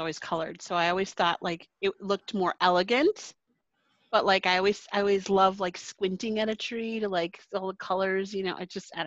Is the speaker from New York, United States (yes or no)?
no; Wisconsin, United States; also born or lived in Waukesha, Wisconsin; I live in Waukesha, Wisconsin